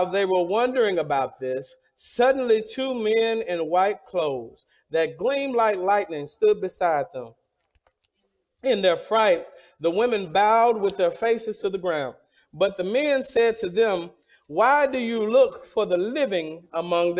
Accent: the South, United States; I'm from the South

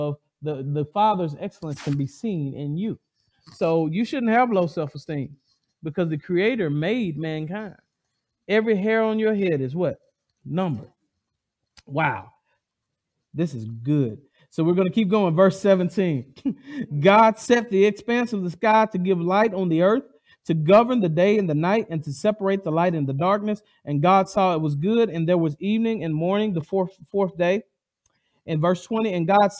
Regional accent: the South, United States; I'm from the South.

